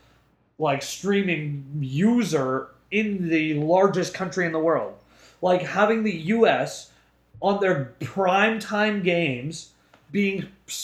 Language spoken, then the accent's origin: English; Canada; as a Canadian